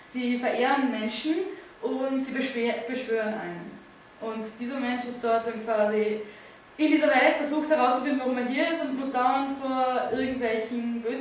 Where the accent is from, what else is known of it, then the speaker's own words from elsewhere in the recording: Graz, Styria, Austria; Das ist Wienerisch. Ich bin aus Graz.